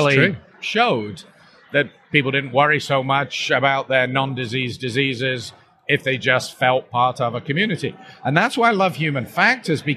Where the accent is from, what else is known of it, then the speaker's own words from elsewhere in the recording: Canada; myself as a Canadian